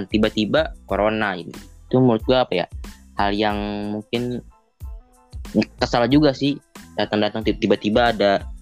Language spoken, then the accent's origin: Indonesian; Yogyakarta, Special Region of Yogyakarta, Indonesia; gue mau pulang kampung kan kampung gue di Jogja nih